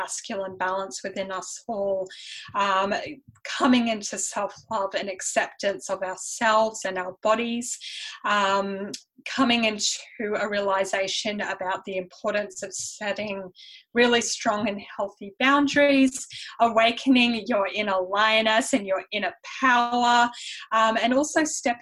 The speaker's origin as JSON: {"language": "English", "town": "Brisbane", "region": "Queensland", "country": "Australia", "tie": "born or raised there", "accent": "Australian mixed with European", "said": "born in Australia, just have a European parent"}